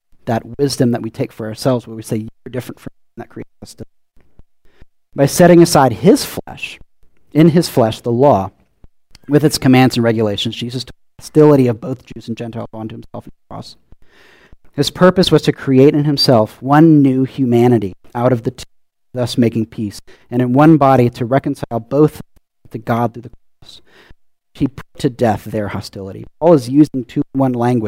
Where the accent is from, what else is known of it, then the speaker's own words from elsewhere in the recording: Louisiana, United States; now in Tucson, United States; growing up in Louisiana and then moving to Tucson